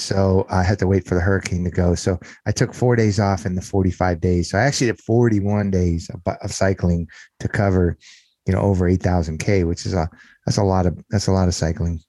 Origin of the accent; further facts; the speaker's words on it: Southern California, United States; moved away as an adult; also born or lived in Las Vegas; I grew up in Southern California, uh, in an area not too par, far from the greater Los Angeles area is where I grew up